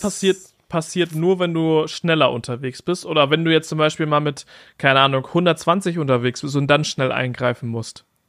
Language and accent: German; Germany; bei uns in Deutschland